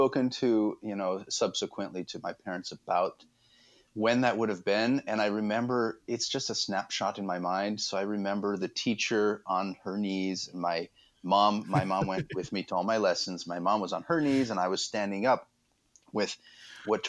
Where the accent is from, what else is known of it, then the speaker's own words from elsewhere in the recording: Albuquerque, New Mexico, United States; also born or lived in Gothenburg, Sweden; I was born in Sweden, actually, in Göteborg, in Gothenburg. But we moved to the States when I was very young and grew up mostly in Albuquerque up through high school